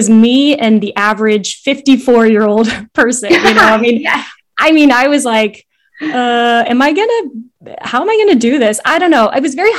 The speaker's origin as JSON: {"language": "English", "town": "Vienna", "region": "Virginia", "country": "United States", "tie": "born or raised there", "said": "I grew up in Vienna, Virginia. It's like maybe 30 minutes outside Washington, DC."}